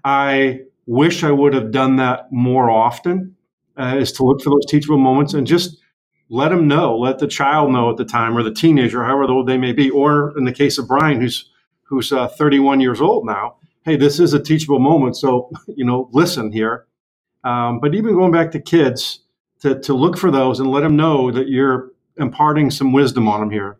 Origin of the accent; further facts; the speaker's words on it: St. Louis, Missouri, United States; moved away as an adult; I was born and raised in St. Louis